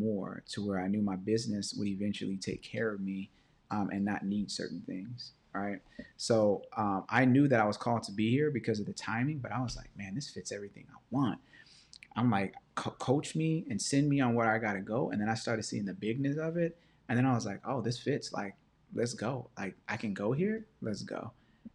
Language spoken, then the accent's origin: English; Los Angeles, California, United States; also born or lived in View Park, California; I grew up in Baldwin Hills. I grew up in View Park, which is a black Baldwin Hills